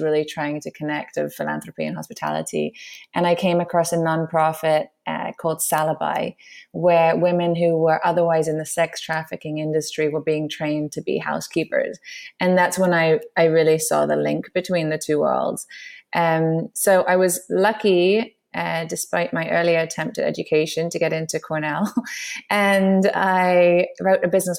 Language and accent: English; London, United Kingdom; moved away; also born or lived in New York; My background is I grew up in London